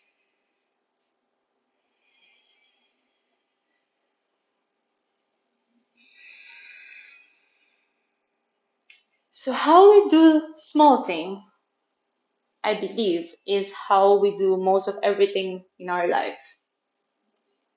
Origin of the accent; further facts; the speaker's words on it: Manila, Metro Manila, Philippines; English is a second language; now in Chiang Mai, Thailand; I'm born and raised in Manila, Philippines. I'm currently living in Chiang Mai in Thailand